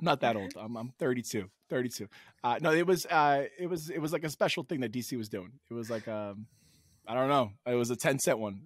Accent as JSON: {"language": "English", "town": "New York City", "region": "New York", "country": "United States", "tie": "born or raised there", "said": "I lived, I grew up in New York City"}